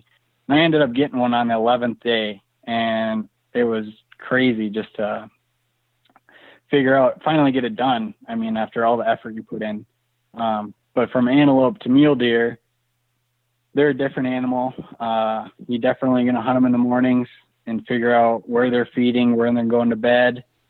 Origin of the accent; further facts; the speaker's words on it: Minnesota, United States; Yeah, so growing up in Minnesota, we just sat in tree stands like everybody else in the Midwest.